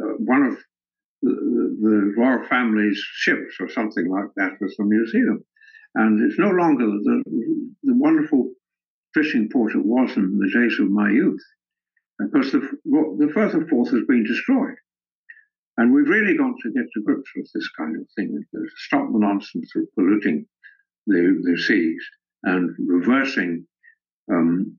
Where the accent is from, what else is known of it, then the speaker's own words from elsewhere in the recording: Scotland, United Kingdom; moved away; also born or lived in Africa / Edinburgh; I was at school at a monastery in the north of Scotland